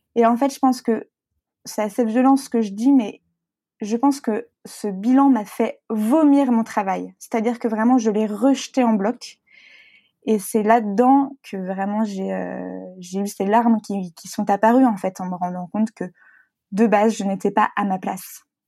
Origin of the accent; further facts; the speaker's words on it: Brittany, France; moved away; also born or lived in Paris / Lyon; je suis bretonne